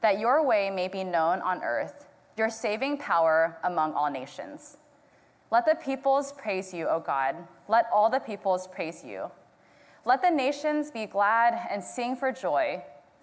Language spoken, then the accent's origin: English; Houston, Texas, United States; I was born and raised here in Houston.